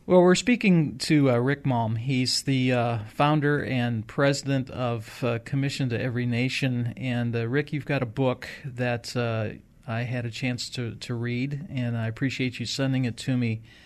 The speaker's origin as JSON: {"language": "English", "town": "Rock Island", "region": "Illinois", "country": "United States", "tie": "born or raised there", "said": "we grew up in Rock Island, Illinois, which is right on the Mississippi River"}